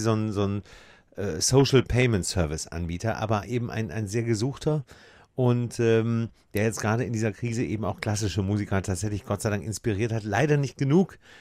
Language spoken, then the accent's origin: German; Hamburg, Germany; als Hamburger